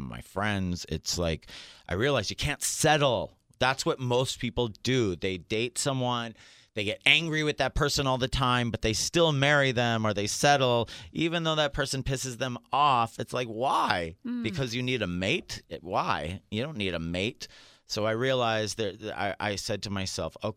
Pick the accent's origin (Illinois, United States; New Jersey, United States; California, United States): California, United States; San Diego; also born or lived in China Lake, California / Ridgecrest, California; I grew up in California. I'm a California boy